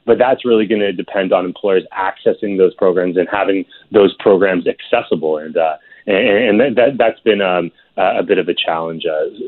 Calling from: Ontario, Canada; I'm calling in from Ontario

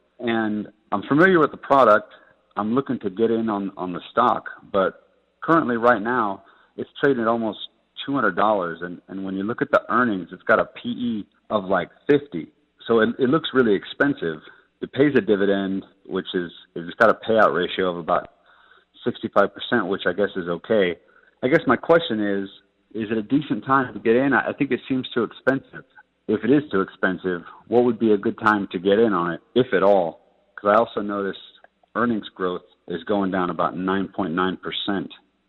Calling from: Abu Dhabi, United Arab Emirates; I'm calling from Abu Dhabi.

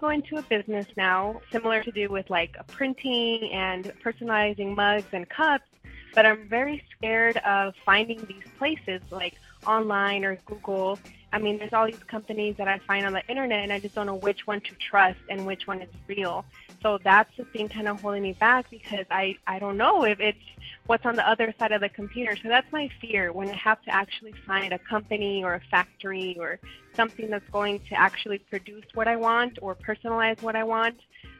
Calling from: Phoenix, Arizona, United States; I'm calling from Phoenix, Arizona

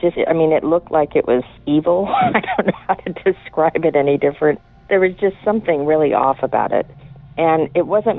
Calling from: Washington, United States; I'm calling from Washington

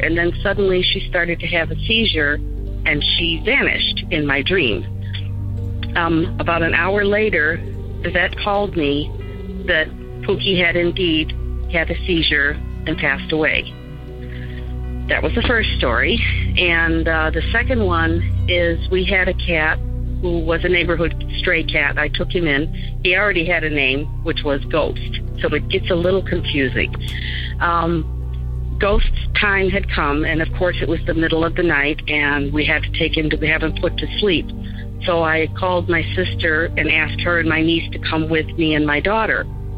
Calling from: Chicago, Illinois, United States; I'm calling from the Chicago area

